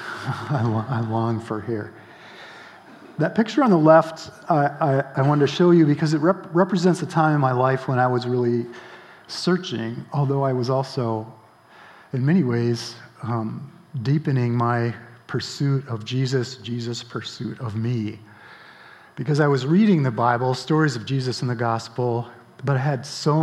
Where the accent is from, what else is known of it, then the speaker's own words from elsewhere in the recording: Grand Rapids, Michigan, United States; now in Holland, United States; I grew up in Michigan, and actually in Grand Rapids